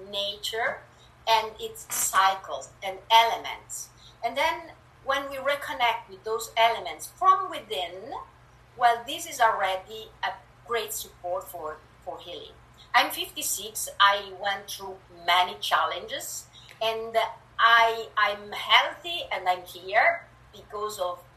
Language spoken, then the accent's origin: English; Italy; English is a second language; moved away as an adult; now in Canada; I was born in Italy and moved to Canada a few years, years ago, so um, yeah, you will hear a bit of an accent. And my English is creative.